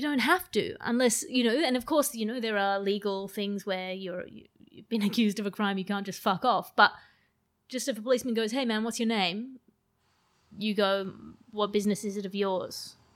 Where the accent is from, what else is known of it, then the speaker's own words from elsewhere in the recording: Sydney, New South Wales, Australia; accent: Australian; moved away; also born or lived in United Kingdom; I sound very Australian